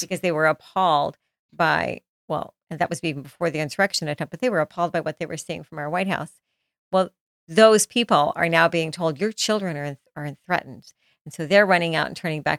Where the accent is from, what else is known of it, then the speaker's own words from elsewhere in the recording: Florida, United States; also born or lived in Jackson, Mississippi; I grew up in Jackson, Mississippi, well, sometimes in Jackson, Mississippi, and some in Florida